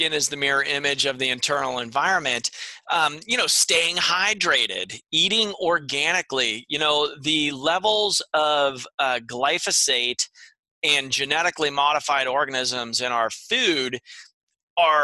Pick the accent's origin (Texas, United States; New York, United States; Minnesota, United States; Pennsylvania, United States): Pennsylvania, United States; moved away; I'm originally from Pennsylvania